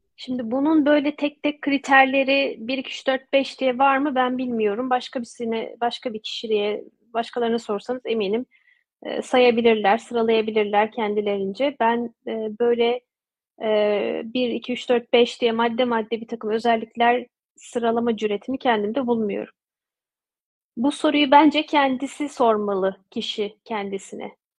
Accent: Turkey; moved away as an adult; also born or lived in Ankara, Turkey / Odense, Denmark / Bordeaux, France; Türkiye ile olan iletişimi hep sürdürdüm e, ana vatanımla diyeyim

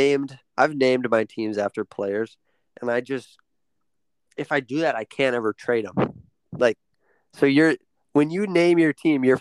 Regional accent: Wisconsin, United States; We're from Wisconsin. We're Badger fans

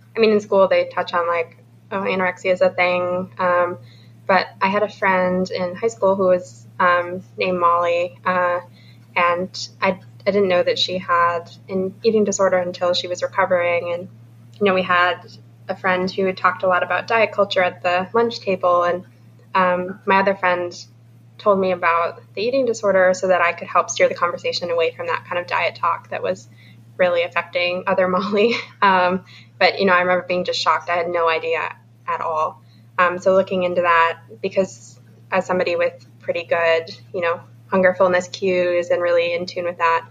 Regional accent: Minnesota, United States; moved away; we're from Minnesota. We're going to grad school in St. Louis.

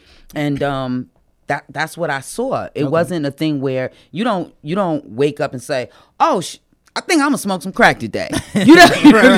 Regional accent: New York City, New York, United States; moved away as an adult; also born or lived in Baltimore; now in Atlanta, United States; Nah, I'm from New York.

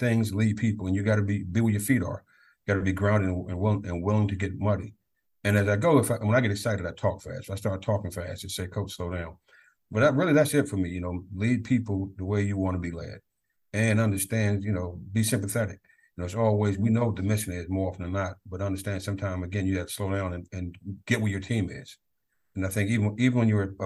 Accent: Prince George's County, Maryland, United States; I'm born and raised in Prince George's County

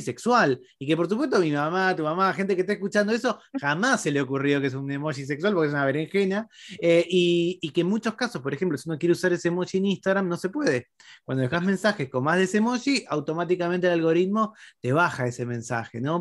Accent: Argentina; Nosotros en Argentina

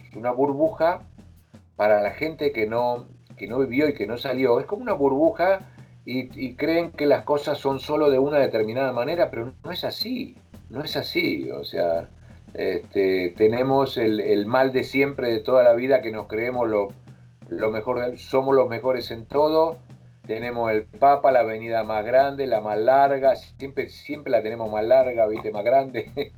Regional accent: Argentina; now in Madrid, Spain

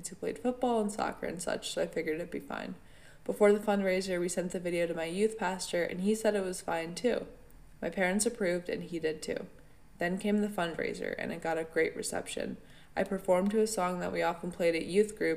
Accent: upstate New York, United States; I've lived in upstate New York my entire life, and in my hometown

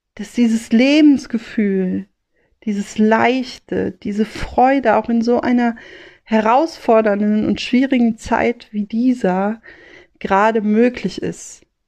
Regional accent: Rhineland, Germany; als Rheinländerin, als Mädchen vom Ring

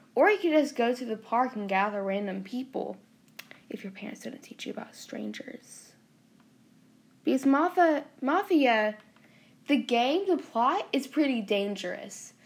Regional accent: the South, United States; accent: southern; us southern people have an accent

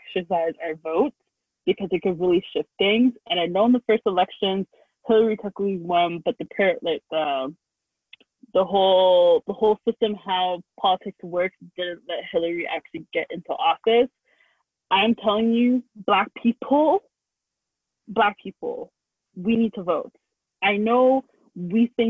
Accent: Canada; we're in North America and we're Canadian

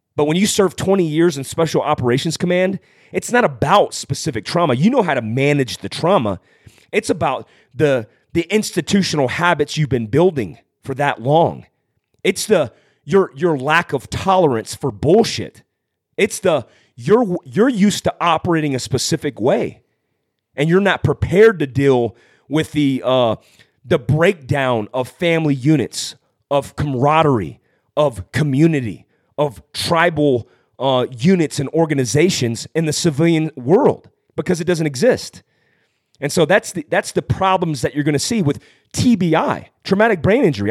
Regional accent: California, United States; I was born in Fort Worth, California

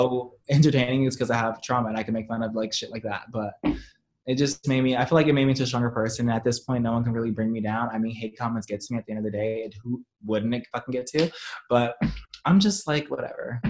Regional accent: Compton, California, United States; I grew up in Compton

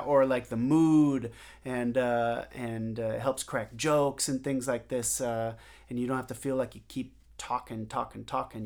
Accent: Seattle, Washington, United States; moved away as an adult; now in New York City, United States; I grew up in Seattle

